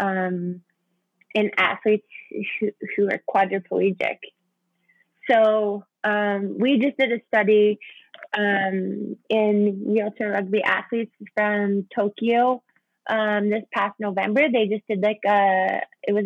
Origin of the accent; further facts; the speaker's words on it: Saskatchewan, Canada; I'm from Saskatchewan